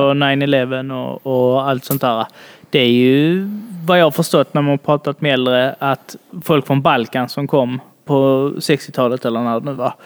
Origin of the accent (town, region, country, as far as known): Sweden